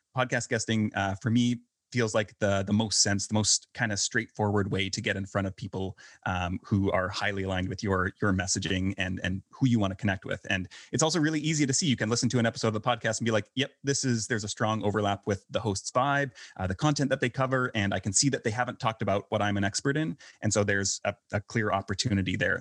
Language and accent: English; Canada; moved away as an adult; also born or lived in Vancouver, Canada; now in Belgrade, Serbia; I'm originally from Canada